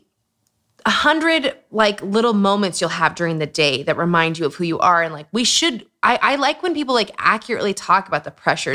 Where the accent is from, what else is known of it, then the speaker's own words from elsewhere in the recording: Utah, United States; Growing up in Utah